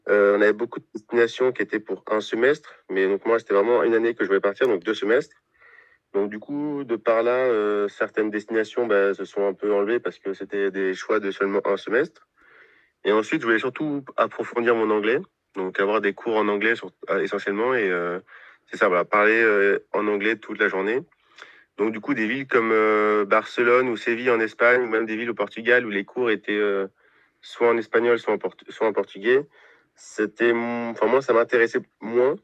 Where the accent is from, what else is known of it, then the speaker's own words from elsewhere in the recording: Poitiers, Nouvelle-Aquitaine, France; also born or lived in Brno, Czech Republic; je viens de Poitiers, j'étais à l'université de Poitiers